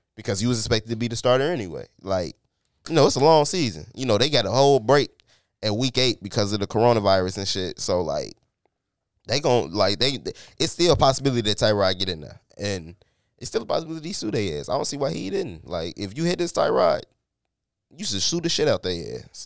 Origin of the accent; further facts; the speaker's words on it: Chicago, Illinois, United States; I'm from Chicago